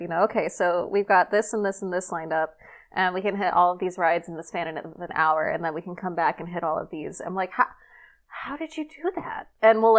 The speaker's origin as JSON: {"language": "English", "region": "Southern California", "country": "United States", "tie": "born or raised there", "also_born_or_lived": "San Diego", "said": "I grew up in Southern California, like really close to Disneyland."}